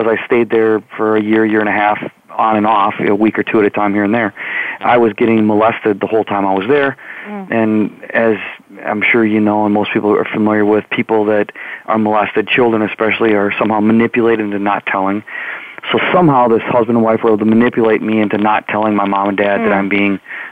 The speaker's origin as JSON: {"language": "English", "region": "Wisconsin", "country": "United States", "tie": "born or raised there", "said": "I'm from Wisconsin and born and raised right in the middle, the dead center of the state"}